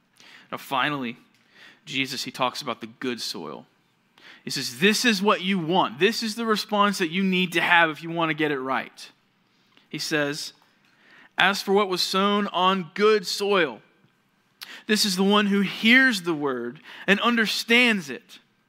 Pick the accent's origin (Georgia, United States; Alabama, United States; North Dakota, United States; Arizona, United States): Georgia, United States; The church that I grew up at in Georgia, we had a pretty big auditorium.